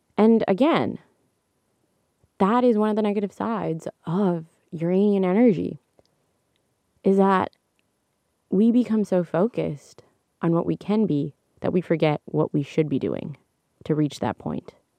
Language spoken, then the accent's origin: English; Canada; I'm Canadian